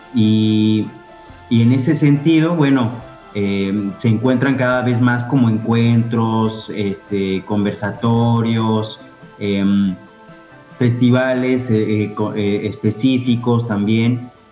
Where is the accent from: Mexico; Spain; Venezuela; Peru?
Mexico; moved away as an adult; now in Fisque, Argentina; en México, de donde soy originario